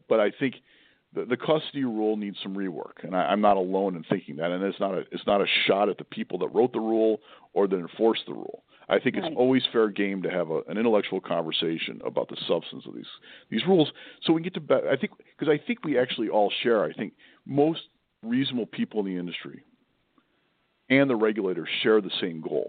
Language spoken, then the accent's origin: English; Buffalo, New York, United States; moved away; I grew up in Buffalo, New York, which is more Midwestern than East Coast